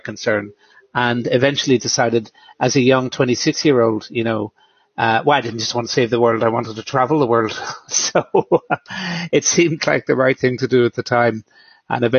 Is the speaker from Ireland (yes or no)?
yes; Ireland; I grew up in Ireland